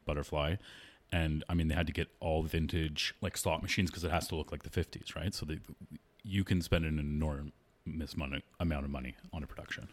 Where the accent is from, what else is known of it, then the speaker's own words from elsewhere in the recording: Toronto, Ontario, Canada; I grew up in Toronto